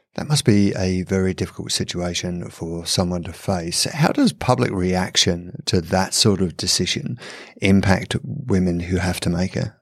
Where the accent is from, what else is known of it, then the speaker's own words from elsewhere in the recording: England, United Kingdom; I'm from England.